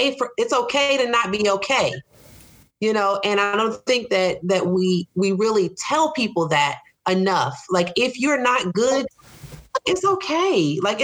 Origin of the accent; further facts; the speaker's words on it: Charlotte, North Carolina, United States; I grew up in Charlotte.